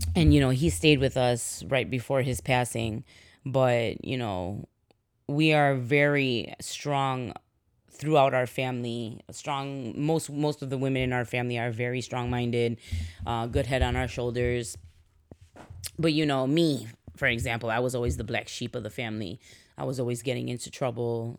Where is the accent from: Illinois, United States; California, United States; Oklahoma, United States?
Illinois, United States; Chicago; I was born in Chicago